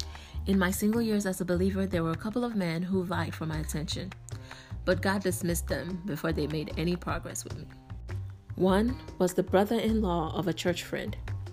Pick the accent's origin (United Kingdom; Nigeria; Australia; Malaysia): Nigeria; Our parents also had a preference as to who to marry as a Nigerian.